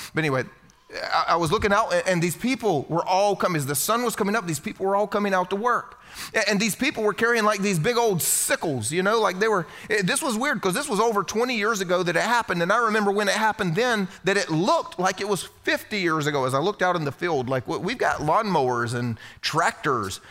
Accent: South Carolina, United States; You see, I was raised here in the Bible Belt. This is where I'm from, South Carolina.

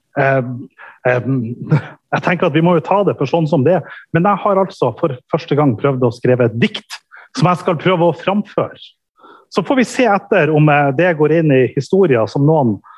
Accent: Norway; Og jeg kommer ifra Norge

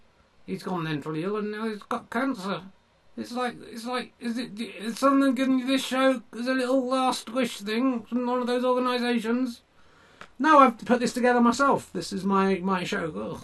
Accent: Yorkshire and the Humber, United Kingdom; born there; So it's not a comment on Yorkshire people being grunty, evil testicles. It's the fact that I was born in Yorkshire.

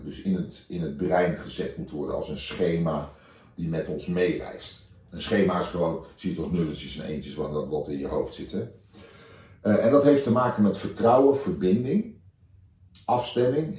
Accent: The Hague, South Holland, Netherlands; ik kom uit Den Haag.

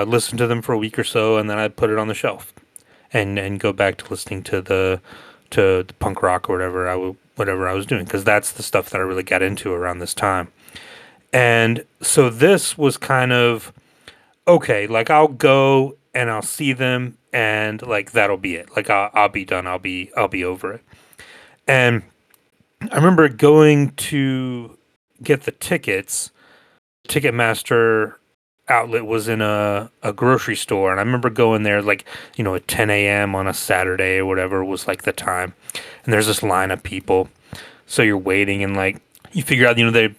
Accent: Northwest Georgia, United States; also born or lived in Athens, Georgia; I grew up in Northwest Georgia, about an hour from Atlanta

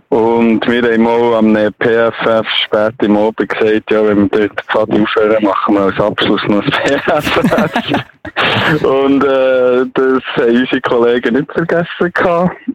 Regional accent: Biel, Bern, Switzerland; Ich bin in Biel aufgewachsen

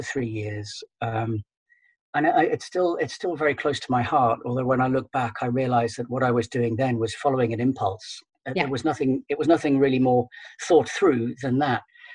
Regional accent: United Kingdom; moved away as an adult; now in Netherlands; I'm British and have been living in the Netherlands for around about 14 years now

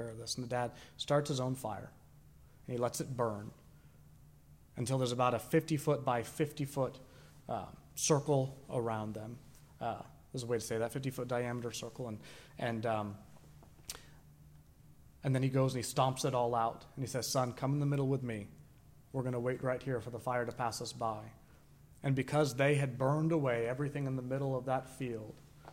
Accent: Sanford, United States; I was raised in Sanford.

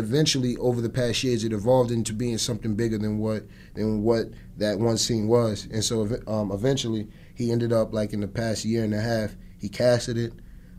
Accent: Atlantic City, New Jersey, United States; Growing up in Atlantic City, it was pretty cool, honestly.

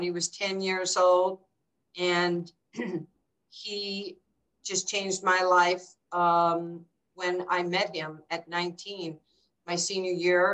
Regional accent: New York City, New York, United States; now in Dallas, United States; I grew up in New York and I didn't have a father

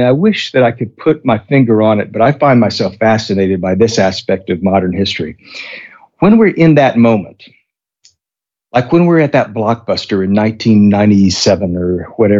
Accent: Texas, United States; I'm a Texan

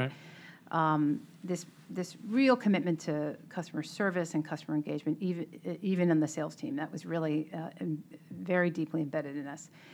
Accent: Melrose, Massachusetts, United States; I grew up in Melrose.

